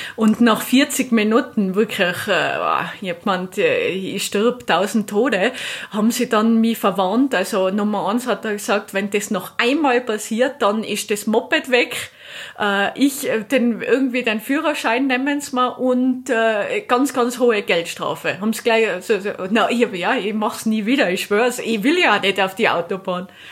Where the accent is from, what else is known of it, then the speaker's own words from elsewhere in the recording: Austria; ich bin jetzt hier in Italien als Österreicherin